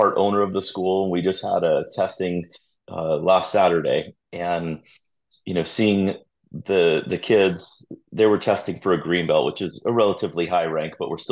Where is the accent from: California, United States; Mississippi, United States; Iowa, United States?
California, United States; Redondo Beach; also born or lived in Torrance, California; Growing up in Redondo, and before we moved to Redondo, living in Torrance, but living in the South Bay my whole life